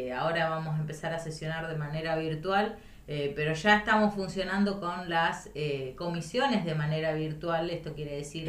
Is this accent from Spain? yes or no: no; Intendente Alvear, La Pampa, Argentina; moved away as an adult; now in Santa Rosa, Argentina; Yo soy de Intendente Alvear, La Pampa, al norte de la provincia